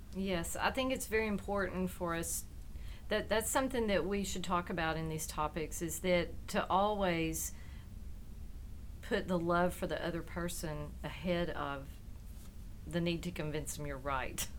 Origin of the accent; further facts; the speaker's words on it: Sulphur Springs, Texas, United States; also born or lived in McKinney, Texas; I also grew up in East Texas